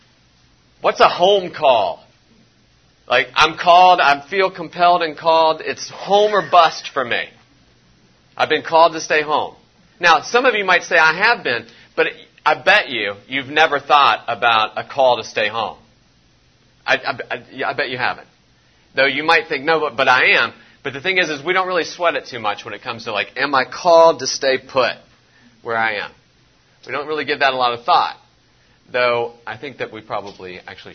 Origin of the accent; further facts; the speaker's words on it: West Virginia, United States; now in Louisville, United States; I'm not originally from here. I'm originally from West Virginia